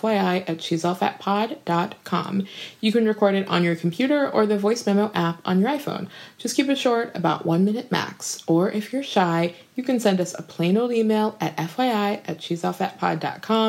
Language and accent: English; Minnesota, United States; moved away; I'm from Minnesota, and my parents are from Liberia, and my mom lives in Minnesota now